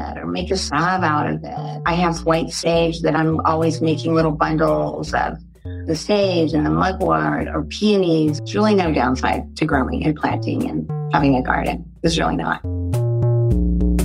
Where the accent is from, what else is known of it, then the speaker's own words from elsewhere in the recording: California, United States; also born or lived in Arkansas; I was born in Arkansas, but raised Californian